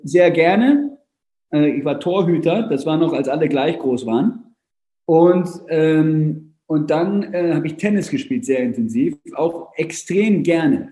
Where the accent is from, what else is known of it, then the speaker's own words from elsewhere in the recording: Hamburg, Germany; also born or lived in Vienna; ich bin in Wien geboren, meine Mutter ist Engländerin äh, und äh, ich bin aber in Hamburg aufgewachsen. Also meine gesamte Schulzeit habe ich in Hamburg verbracht